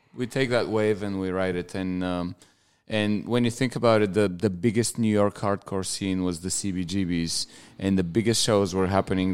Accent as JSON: {"language": "English", "country": "Bulgaria", "tie": "born or raised there", "moved": "as an adult", "lives_now": "Australia", "said": "my hometown is uh, the biggest on the on the Black Sea"}